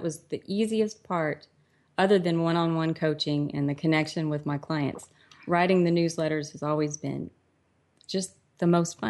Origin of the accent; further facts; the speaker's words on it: Texas, United States; I was born in Texas. I'm a fourth generation Texan.